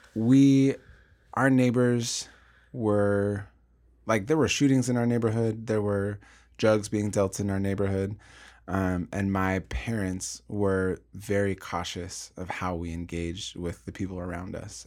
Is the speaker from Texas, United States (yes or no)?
no; Portland, Oregon, United States; I grew up in North Portland